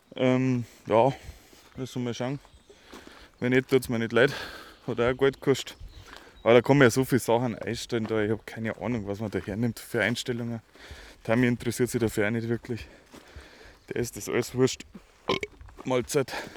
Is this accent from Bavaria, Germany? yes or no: yes; Schrobenhausen, Bavaria, Germany; wir kommen ja aus der Spargelstadt Schrobenhausen